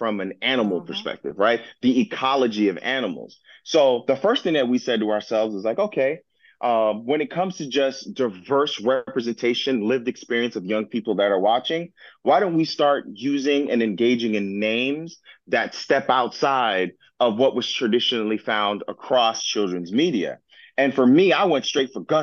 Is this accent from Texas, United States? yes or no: no; Miami-Dade County, Florida, United States; I was born and raised in Miami-Dade County